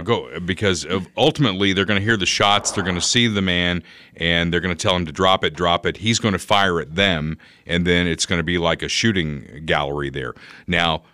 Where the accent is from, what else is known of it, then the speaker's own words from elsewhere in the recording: Evansville, Indiana, United States; moved away; Evansville, Indiana, which is my hometown